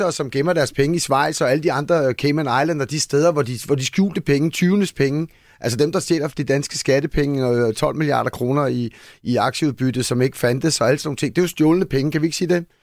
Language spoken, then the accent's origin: Danish; Denmark; fordi vi som danskere måske tænker, hej, det er mange penge, eller det er sådan dyrt for os